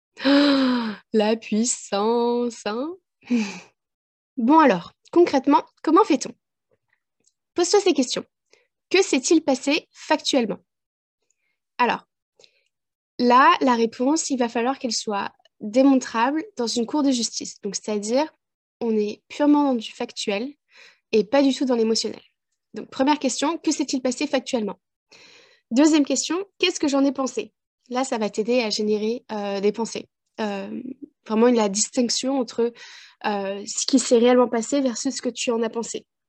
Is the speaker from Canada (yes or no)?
no; France; moved away as an adult; now in Ireland; En tant que Française ayant passé 20 ans en France